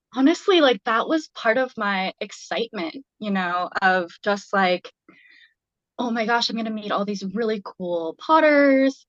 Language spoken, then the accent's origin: English; Boise, Idaho, United States; now in Montana, United States; where I grew up in Boise